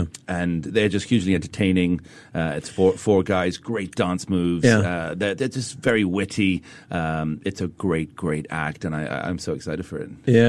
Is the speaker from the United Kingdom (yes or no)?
yes; United Kingdom; I'm British